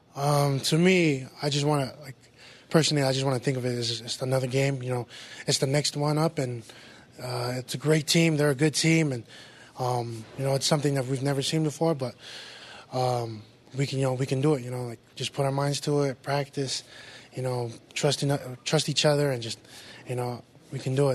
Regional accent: West Valley City, Utah, United States; a lot of kids from our city comes out and gets to play Division One football

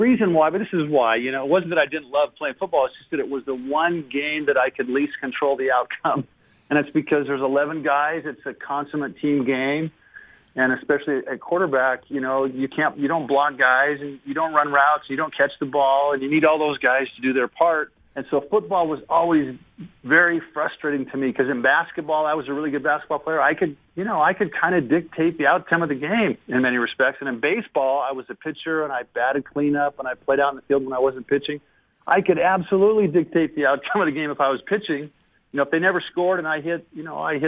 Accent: Seattle, Washington, United States; growing up in Seattle

